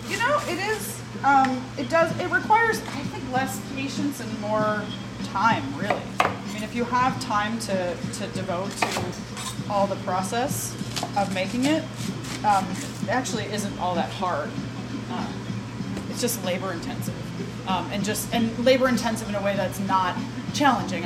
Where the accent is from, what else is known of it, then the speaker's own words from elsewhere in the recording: Midwest, United States; we're from the Midwest